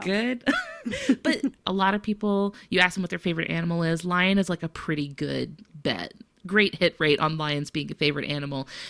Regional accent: Florida, United States; I'm from Florida

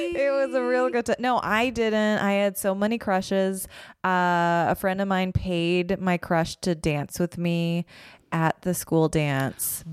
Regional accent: Calgary, Alberta, Canada; moved away as an adult; also born or lived in Toronto; now in Los Angeles, United States; I grew up in Calgary.

